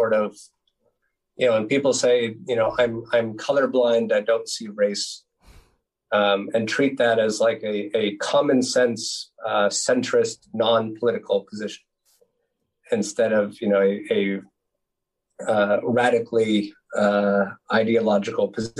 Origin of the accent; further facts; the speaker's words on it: United States; moved away as an adult; now in Netherlands; I'm from the United States